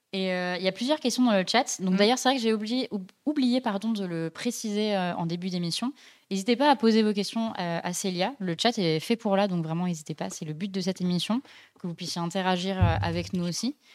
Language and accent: French; Dijon, Bourgogne-Franche-Comté, France; moved away; je viens de Dijon, mes parents habitent là-bas